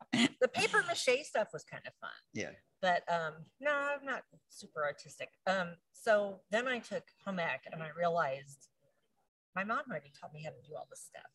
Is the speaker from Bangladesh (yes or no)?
no; Virginia, United States; I grew up in Virginia.